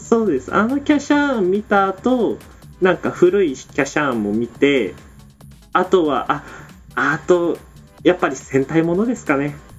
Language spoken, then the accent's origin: Japanese; Miyazaki, Japan; 僕地元宮崎なんですよ